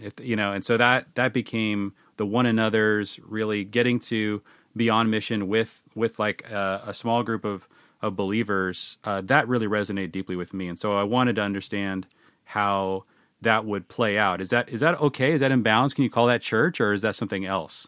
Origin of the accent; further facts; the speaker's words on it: Seattle, Washington, United States; I grew up in the Seattle area